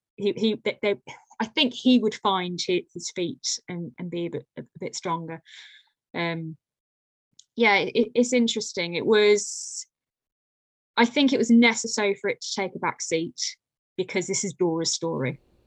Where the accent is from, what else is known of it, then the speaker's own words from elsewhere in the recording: Lichfield, West Midlands, United Kingdom; I'm from Lichfield in Staffordshire, so a Georgian city.